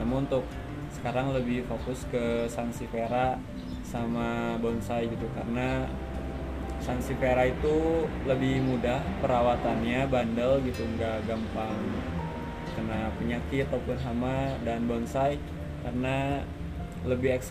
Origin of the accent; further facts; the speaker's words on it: Tasikmalaya, West Java, Indonesia; asal saya dari Tasikmalaya